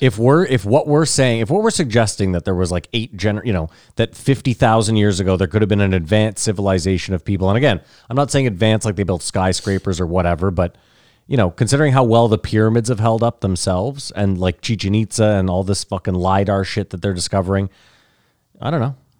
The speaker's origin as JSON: {"language": "English", "country": "Canada", "said": "we're Canadian"}